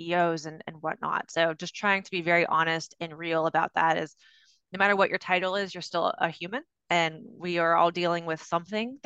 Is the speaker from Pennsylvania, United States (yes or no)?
yes; Pennsylvania, United States; moved away as an adult; now in North Carolina, United States; I grew up in Pennsylvania, and then I moved to North Carolina in 2007